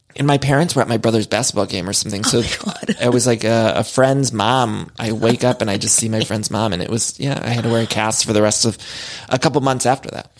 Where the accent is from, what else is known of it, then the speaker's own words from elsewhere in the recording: Chagrin Falls, Ohio, United States; there's this town where I grew up in Chagrin Falls, Ohio, with this waterfall